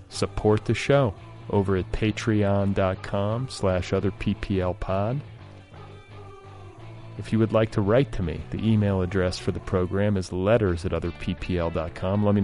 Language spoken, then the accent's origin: English; Midwest, United States; compared to the way that I grew up in the Midwest